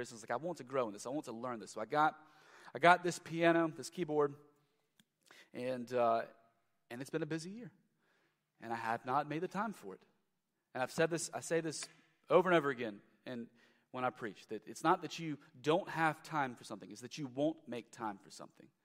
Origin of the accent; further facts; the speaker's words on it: Lexington, Kentucky, United States; I'm from Lexington, the downtown Lexington area uh, years ago uh, was just lacking.